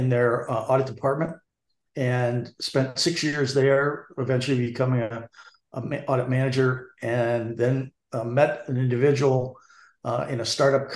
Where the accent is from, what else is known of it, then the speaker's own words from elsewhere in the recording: South Hadley, Massachusetts, United States; I grew up in a little town just south of Amherst, South Hadley